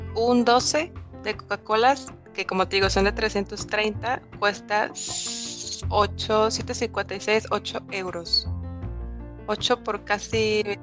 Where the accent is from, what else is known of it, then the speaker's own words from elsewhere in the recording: Mexico; moved away as an adult; now in Madrid, Spain; soy mexicana.